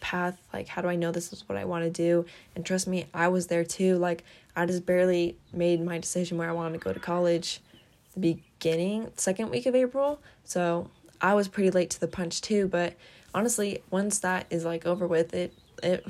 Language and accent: English; Kuna, Idaho, United States; all my life I've been here in Idaho, in Kuna, Idaho. This is where I've grown up